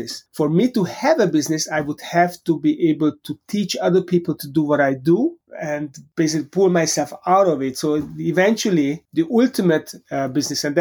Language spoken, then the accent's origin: English; Hungary; moved away as an adult; also born or lived in Europe; now in United States; I grew up in Hungary